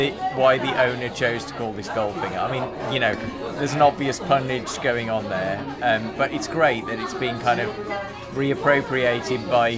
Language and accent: English; Birmingham, West Midlands, United Kingdom; We're from Birmingham, which has a gay village as well, but again, it's very compact.